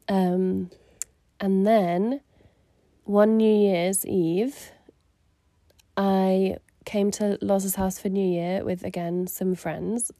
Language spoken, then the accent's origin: English; Surrey, South East England, United Kingdom; moved away as an adult; also born or lived in Manchester; I grew up in Surrey